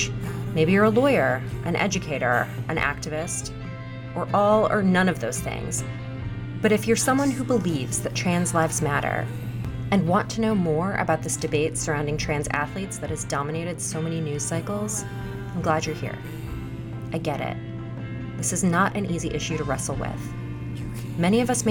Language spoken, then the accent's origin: English; Missouri, United States; Missouri, the place I consider my home state